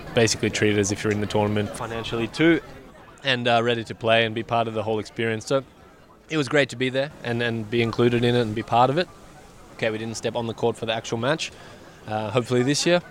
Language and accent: English; Australia; being Australian